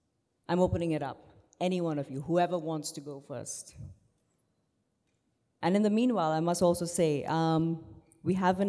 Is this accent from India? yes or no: yes; Hyderabad, Telangana, India; first language Urdu; one of my first languages was Urdu, growing up in Hyderabad.